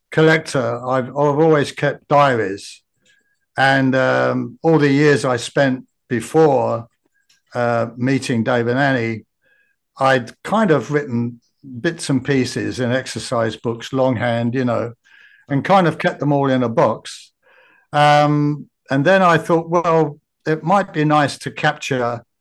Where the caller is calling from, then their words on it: Brisbane, Queensland, Australia; also born or lived in Japan; I'm at Brisbane, uh-huh. Australia.